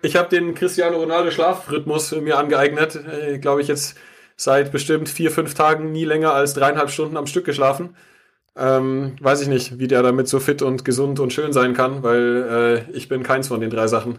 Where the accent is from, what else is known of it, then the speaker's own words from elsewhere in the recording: Munich, Bavaria, Germany; als äh, Münchner